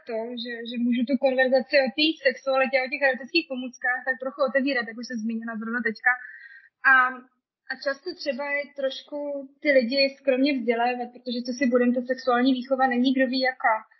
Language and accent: Czech; Czechia; now in Germany; jsem vlastně Češka